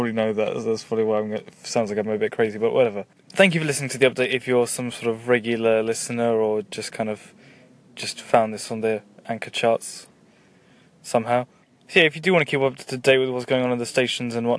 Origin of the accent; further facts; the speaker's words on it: England, United Kingdom; I am English and I'm from Britain